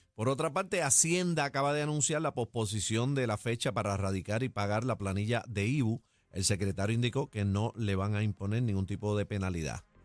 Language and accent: Spanish; Rincón, Puerto Rico; yo soy del área oeste, yo soy de Rincón